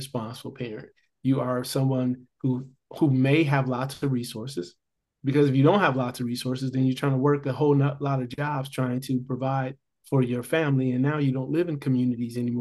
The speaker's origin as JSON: {"language": "English", "town": "Gary", "region": "Indiana", "country": "United States", "tie": "born or raised there", "said": "I grew up in Gary, Indiana."}